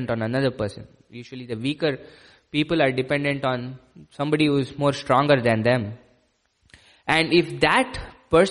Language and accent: English; India; Growing up in India